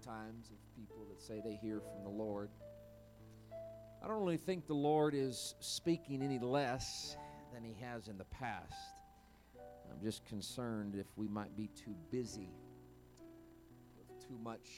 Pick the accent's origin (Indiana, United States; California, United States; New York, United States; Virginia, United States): Indiana, United States; moved away; It's my home state, Indiana, where I'm originally from